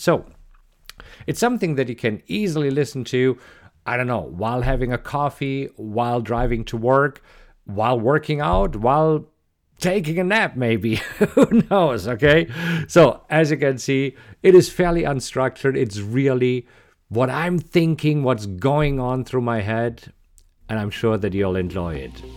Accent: Germany; English is a second language; moved away as an adult; also born or lived in Munich, Germany; now in Austin, United States; you might recognize an accent, and yes, I am originally from Germany.

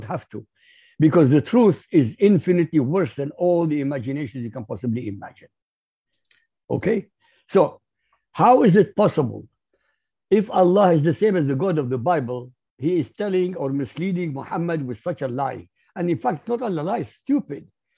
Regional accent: Baghdad, Baghdad Governorate, Iraq; first language Arabic; English is a second language; moved away as an adult; now in Europe; I was born in Baghdad, Iraq. Arabic is my language, my mother tongue

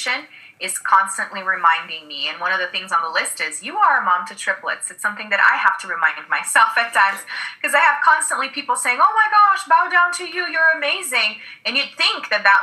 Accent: Brazil; English is a second language; moved away; And I grew up in Brazil. I'm originally from Brazil

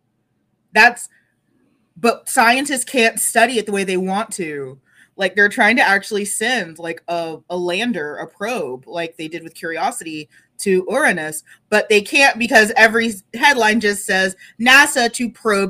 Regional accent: North Texas, United States; I'm from North Texas

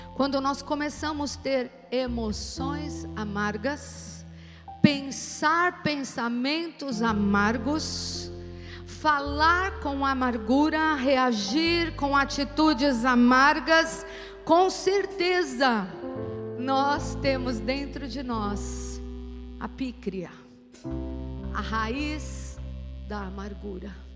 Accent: São Paulo, Brazil; Nós os paulistas

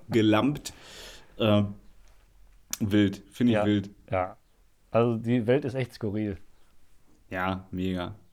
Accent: Hagen, North Rhine-Westphalia, Germany; born there; Ich bin übrigens auch in Hagen geboren.

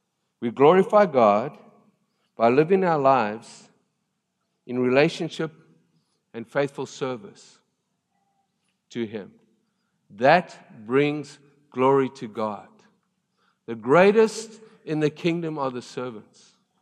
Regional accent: South Africa; I came from South Africa. Rugby is a big deal, and I love rugby.

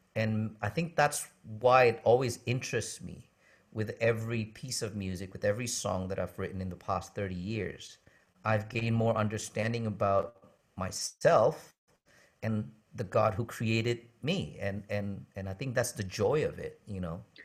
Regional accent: United States; moved away as an adult; also born or lived in Indonesia; growing up in America

